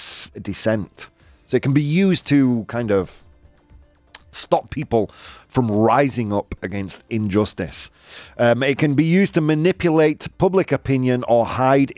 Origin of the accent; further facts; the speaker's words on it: United Kingdom; I'm British